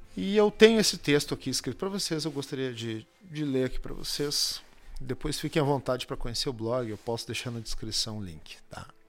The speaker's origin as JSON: {"language": "Portuguese", "region": "Rio Grande do Sul", "country": "Brazil", "accent": "gaúcho", "said": "o nosso sotaque"}